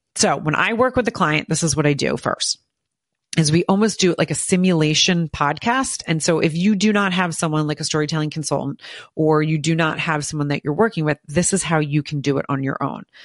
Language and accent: English; Morristown, New Jersey, United States; I grew up in Morristown, New Jersey